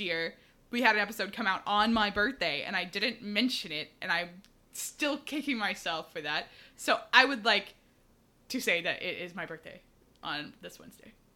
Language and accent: English; Houston, Texas, United States; I'm from Houston, which is the fourth largest city